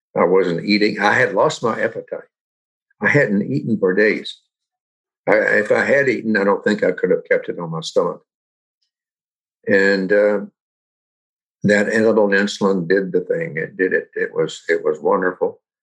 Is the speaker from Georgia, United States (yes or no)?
no; Roanoke, Virginia, United States; now in Kingston, United States; I live in Kingston, New York but I was born in 1939 in Roanoke, Virginia